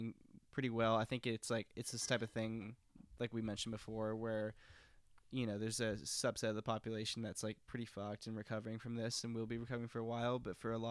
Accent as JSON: {"language": "English", "region": "Texas", "country": "United States", "tie": "born or raised there", "moved": "yes", "lives_now": "New York, United States", "said": "I grew up in Texas"}